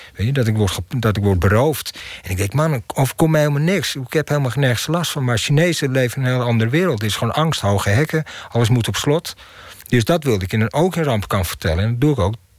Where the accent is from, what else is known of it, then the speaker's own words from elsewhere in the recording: Amsterdam, North Holland, Netherlands; Ik ben in Amsterdam-Zuid opgegroeid